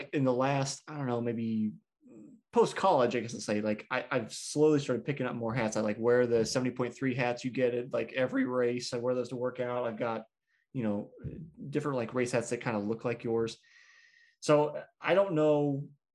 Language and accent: English; Kansas City, United States; I am from Kansas City